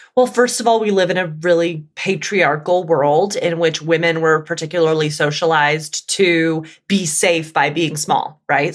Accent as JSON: {"language": "English", "region": "Alabama", "country": "United States", "tie": "born or raised there", "said": "I grew up in the Deep South in Alabama."}